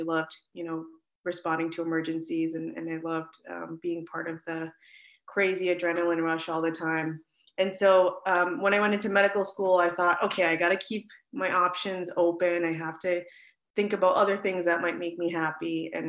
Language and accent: English; Worcester, Massachusetts, United States; I actually grew up here in Worcester, born and raised in Worcester.